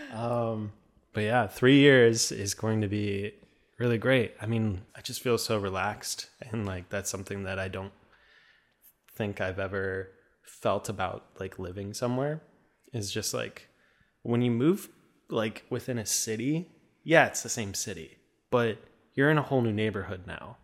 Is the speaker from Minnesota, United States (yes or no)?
yes; Minnesota, United States; accent: Minnesotan; also born or lived in Duluth, Minnesota; I have a Minnesotan accent a little bit